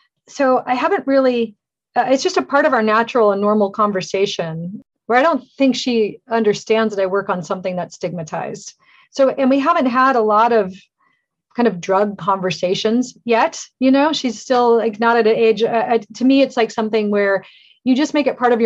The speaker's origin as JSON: {"language": "English", "region": "Alaska", "country": "United States", "tie": "born or raised there", "said": "I grew up in Alaska and horses, and I was always running around outside."}